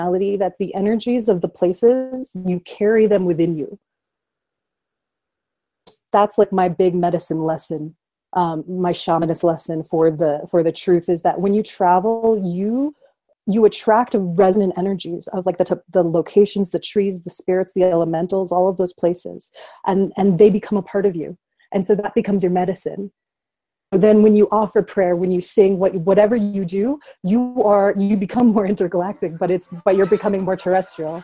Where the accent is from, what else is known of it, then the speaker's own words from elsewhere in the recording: Florida, United States; where I grew up in Florida